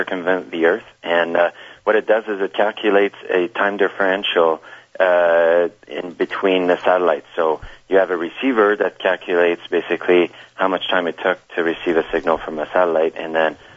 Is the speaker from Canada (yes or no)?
yes; Canada; we come from Canada